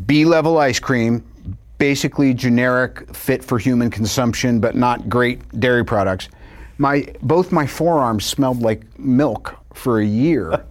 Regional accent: New York, United States; moved away; also born or lived in Long Island / California; I'm from New York

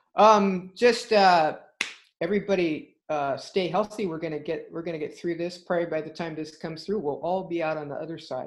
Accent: California, United States; as a Californian

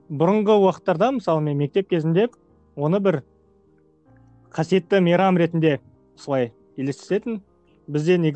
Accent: Taldykorgan, Jetisu Region, Kazakhstan; талдықорған жақтан боламын

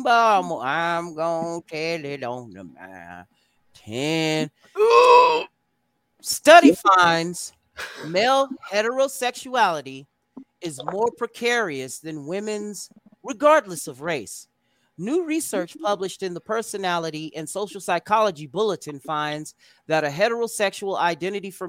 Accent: United States; We're Americans

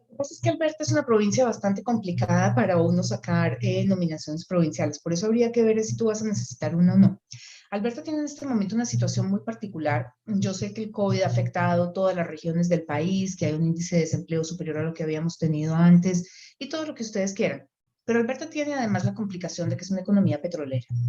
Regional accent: Colombia; now in Canada; soy colombiana y estoy trabajando con la empresa

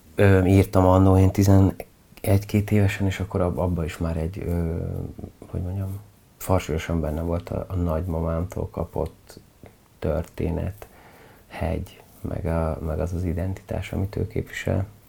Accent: Budapest, Hungary; Hát ilyen klasszik kertvárosi környezetben nőttem fel

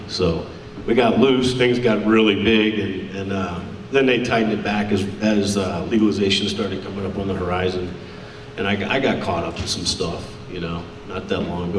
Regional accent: Richmond, Virginia, United States; I'm from Richmond, Virginia, as well

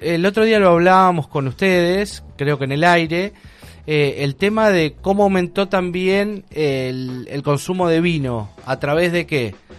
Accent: Argentina

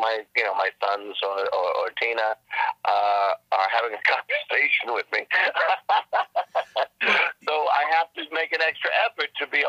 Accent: New York City, New York, United States; moved away; I grew up in the Bronx with brick and cement

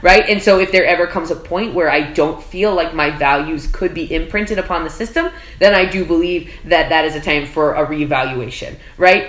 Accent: South Texas, United States; moved away as an adult; now in New York City, United States; I am from South Texas and I was homeschooled.

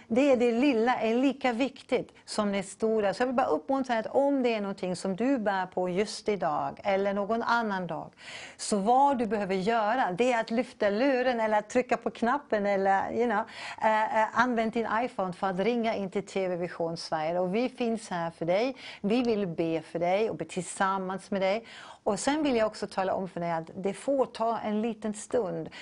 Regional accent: Canada; now in Sweden; Jag är från Kanada

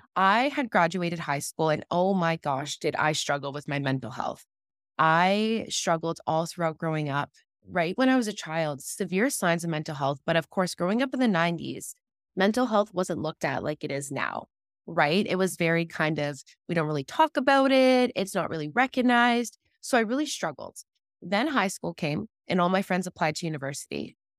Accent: Ontario, Canada; I'm from Ontario, Canada. For all the American followers, I actually border Detroit, Michigan. So I'm looking into Detroit right now from my bedroom. So I'm right on the border.

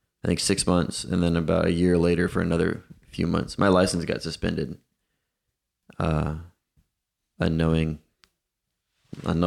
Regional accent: Titusville, Florida, United States; moved away as an adult; also born or lived in Melbourne, Florida / Tampa, Florida / California; now in Nashville, United States; I was born in Titusville and lived there till I was maybe 13, 12 or 13

